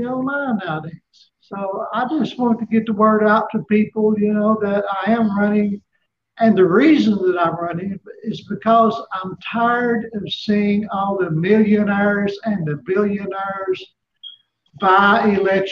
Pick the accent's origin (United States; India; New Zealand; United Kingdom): United States; Johnson City, Tennessee; also born or lived in Kingsport, Tennessee; I was born right here in Northeast Tennessee in Kingsport. I grew up in Johnson City, where I still live.